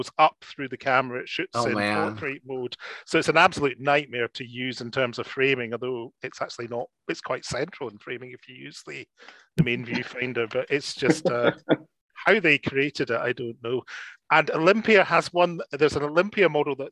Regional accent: Scotland, United Kingdom; I'm Scottish.

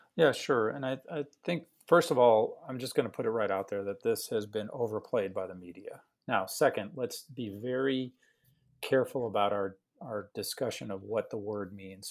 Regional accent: Chicago, Illinois, United States; moved away as an adult; also born or lived in St. Louis / Loma Linda; now in Houston, United States; I am born and raised in Chicago on the South Side

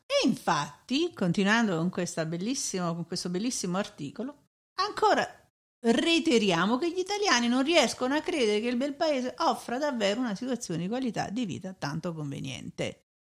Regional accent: Italy; moved away; also born or lived in Germany; sono italiana

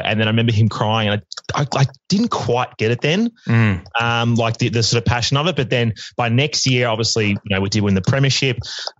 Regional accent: Melbourne, Victoria, Australia; I grew up in Hawthorn, funnily enough

